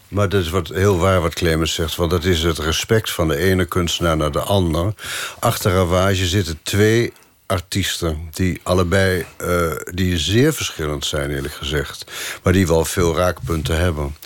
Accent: Netherlands; moved away as an adult; now in Paris, France; we zijn uit Nederland weggegaan

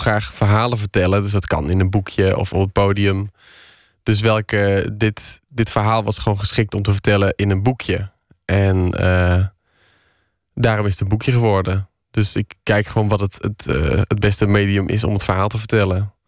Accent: Tilburg, North Brabant, Netherlands; accent: Brabants; ik kom uit Brabant

